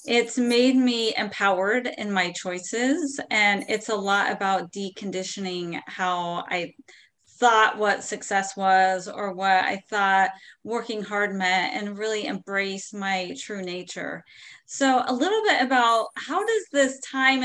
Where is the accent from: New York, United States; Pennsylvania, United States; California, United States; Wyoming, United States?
California, United States; San Diego; I was born in San Diego, California